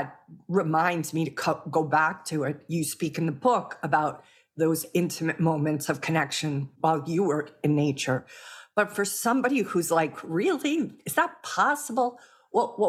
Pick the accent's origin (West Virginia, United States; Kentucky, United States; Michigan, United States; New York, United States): New York, United States; New York City; I was born in Brooklyn.